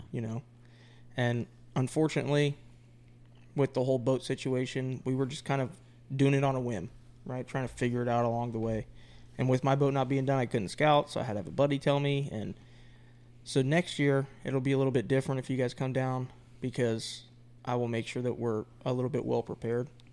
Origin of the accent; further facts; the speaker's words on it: Florida, United States; moved away as an adult; now in North Carolina, United States; me being born and raised in Florida for my entire adulthood until I left for the Marine Corps